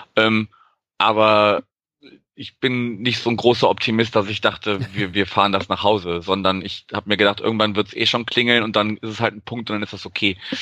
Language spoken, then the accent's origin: German; Wuppertal, North Rhine-Westphalia, Germany; moved away as an adult; also born or lived in Berlin; now in Hamburg, Germany; Also ich bin ja auch gar kein Norddeutscher gebürtig, sondern wohne erst seit zwei Jahren hier und äh, habe dann aus meiner Geburtsstadt Wuppertal noch so einen Umweg über Berlin gemacht, bevor ich hier gelandet bin